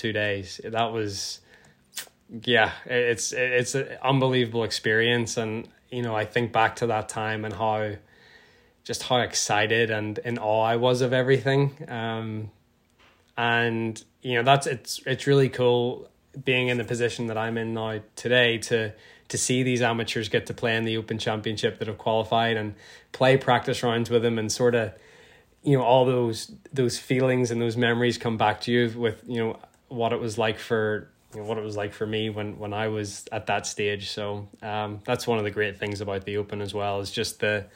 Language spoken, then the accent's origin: English; Northern Ireland, United Kingdom; growing up in Northern Ireland